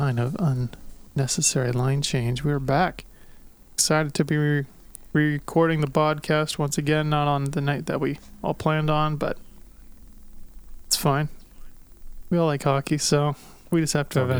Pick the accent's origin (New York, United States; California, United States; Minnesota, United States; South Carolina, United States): California, United States; now in Pittsburgh, United States; I grew up in California